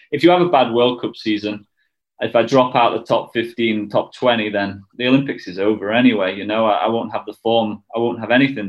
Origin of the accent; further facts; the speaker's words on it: United Kingdom; we're all British